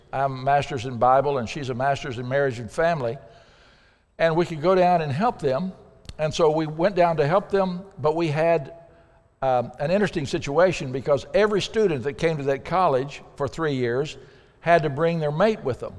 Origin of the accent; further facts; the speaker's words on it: Pocahontas, Arkansas, United States; moved away as an adult; also born or lived in Africa; I'm from Pocahontas